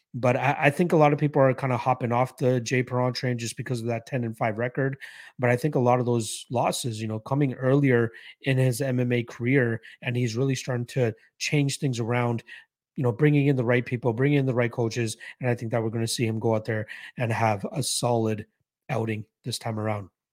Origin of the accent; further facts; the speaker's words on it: Toronto, Ontario, Canada; I'm from Toronto, so not too far